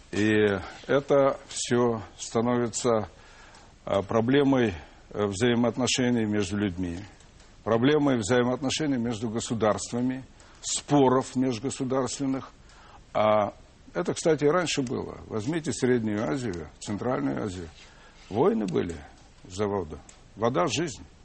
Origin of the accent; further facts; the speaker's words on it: Moscow, Russia; мы, как и все москвичи, в большинстве, по крайней мере, своем, жили достаточно бедно, семья большая